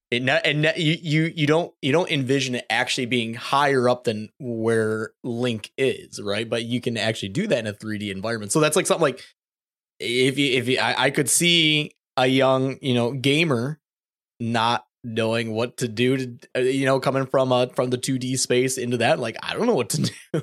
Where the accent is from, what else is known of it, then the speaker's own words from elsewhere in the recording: Michigan, United States; Growing up in Michigan, you know, eastern side of the state